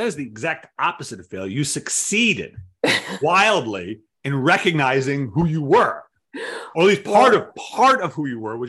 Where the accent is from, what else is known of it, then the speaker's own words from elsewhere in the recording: Providence, Rhode Island, United States; moved away; I grew up in Providence.